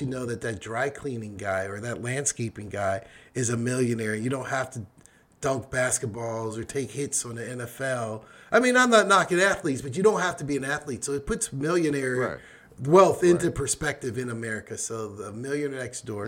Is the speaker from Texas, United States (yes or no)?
no; Pittsburgh, Pennsylvania, United States; I'm from Pittsburgh, so I'm a Steeler fan